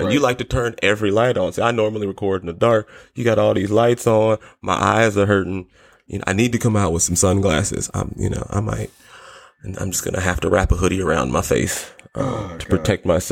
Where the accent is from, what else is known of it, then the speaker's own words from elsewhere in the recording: United States; I'm an American